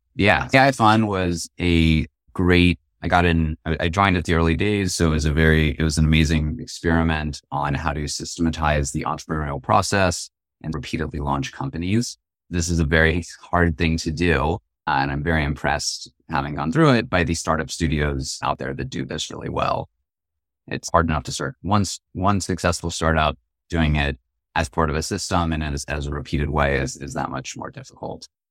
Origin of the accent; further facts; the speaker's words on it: Marin County, California, United States; I grew up in Marin County. It's across the Golden Gate Bridge